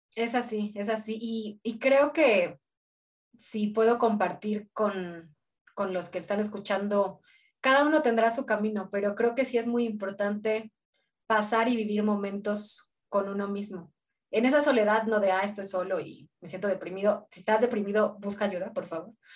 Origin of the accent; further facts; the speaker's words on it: Mexico City, Mexico; moved away as an adult; also born or lived in Buenos Aires; soy de la Ciudad de México, pero siempre viví una parte de, casas bajas, más